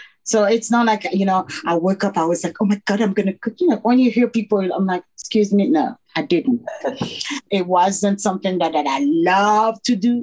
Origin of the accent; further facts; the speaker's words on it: Paris, Île-de-France, France; English is a second language; moved away as an adult; also born or lived in England; now in United States; growing up in Paris, I never experienced any racism